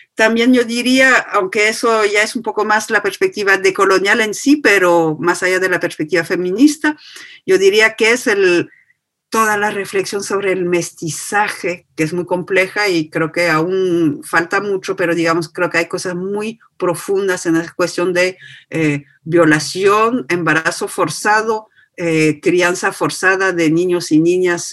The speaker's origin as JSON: {"language": "Spanish", "country": "France", "tie": "born or raised there", "said": "nací y me hice sin esfuerzo ciudadana francesa y blanca"}